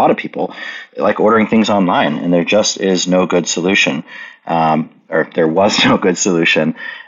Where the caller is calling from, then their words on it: Oklahoma City, Oklahoma, United States; I am in Oklahoma City, which is Mood's physical nexus